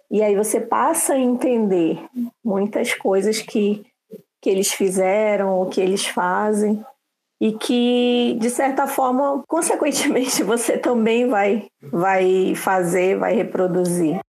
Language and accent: Portuguese; Manaus, Amazonas, Brazil; eu sou de Manaus